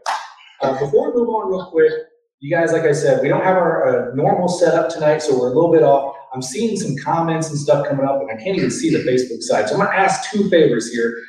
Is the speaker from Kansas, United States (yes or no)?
yes; Overland Park, Kansas, United States; I grew up in Overland Park, not too far from here